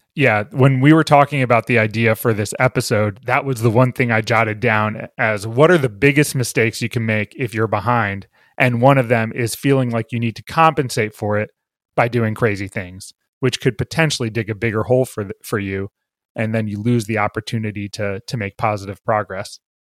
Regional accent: Bethesda, Maryland, United States; I grew up in Bethesda, Maryland

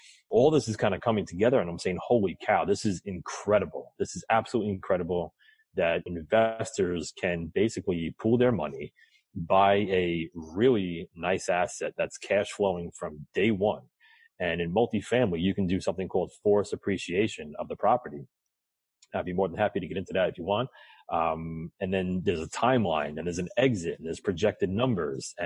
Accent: New York, United States; I'm from New York

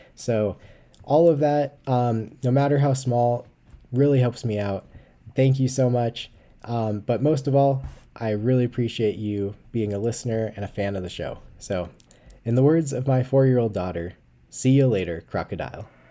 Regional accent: Colorado, United States; my home state of Colorado

